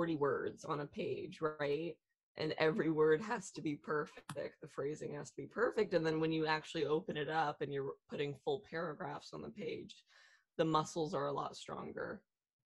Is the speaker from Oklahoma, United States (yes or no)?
no; Los Angeles, California, United States; I grew up in Los Angeles. I have lived here my whole entire life